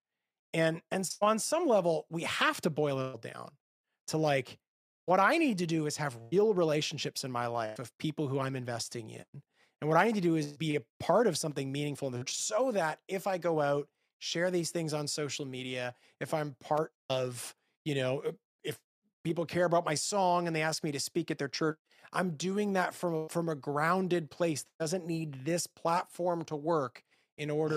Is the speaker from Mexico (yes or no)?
no; Canada; moved away as an adult; now in Nashville, United States; I grew up in Canada, which is by all accounts a post-Christian country